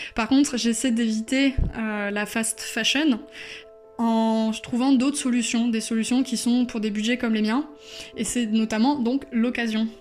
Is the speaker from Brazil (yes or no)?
no; Bordeaux, Nouvelle-Aquitaine, France; now in Brussels, Belgium; je suis originaire de Bordeaux.